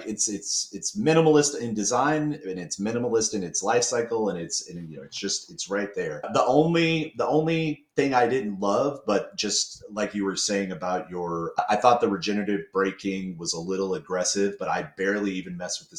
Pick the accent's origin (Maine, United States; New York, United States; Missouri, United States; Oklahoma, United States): Missouri, United States; Kansas City; moved away; I'm back in Kansas City where my friends and family live because I lived here for a part of my childhood